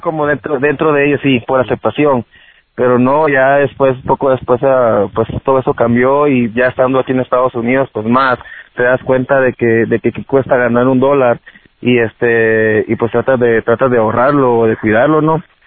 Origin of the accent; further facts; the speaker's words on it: Guatemala; now in United States; cuando yo vivía en mi país, ah, soy originario de Guatemala